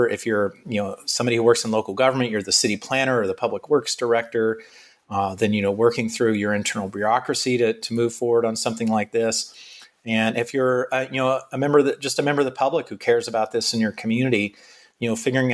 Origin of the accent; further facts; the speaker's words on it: Florida, United States; Back in my home state of Florida, we're obviously concerned about hurricanes.